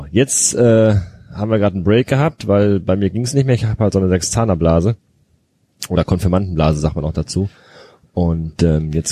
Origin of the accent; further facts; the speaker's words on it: Castrop-Rauxel, North Rhine-Westphalia, Germany; now in Bochum, Germany; Aus dem äh, aus der Europastadt Castrop Rauxel.